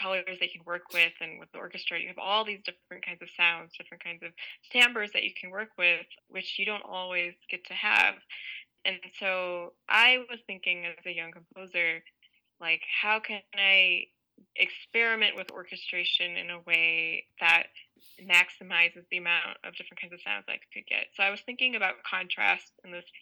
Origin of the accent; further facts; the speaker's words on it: United States; I'm an Indian American, and a lot of the music I grew up listening to was also Indian classical music